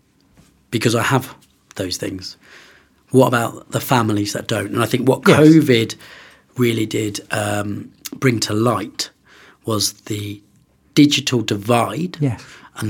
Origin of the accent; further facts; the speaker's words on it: London, United Kingdom; also born or lived in Oxford / Bristol; now in Birmingham, United Kingdom; I'm originally from London